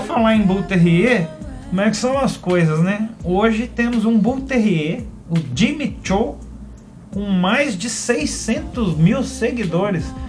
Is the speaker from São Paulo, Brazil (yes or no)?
no; Passa Tempo, Minas Gerais, Brazil; moved away; no projeto Estações Música na Praça, que é um projeto desenvolvido lá na minha cidade em Passatempo